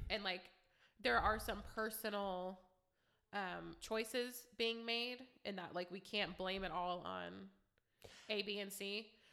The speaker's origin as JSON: {"language": "English", "town": "Youngstown", "region": "Ohio", "country": "United States", "said": "I'm from Youngstown"}